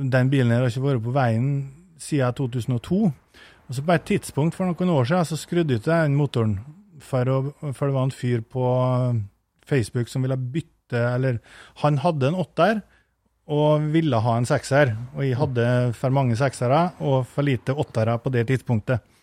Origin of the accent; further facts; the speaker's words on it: Eide, Møre og Romsdal, Norway; Vi har et ganske sånn, stort generasjonshus på Eide på Nordmøre, der jeg, der jeg kommer fra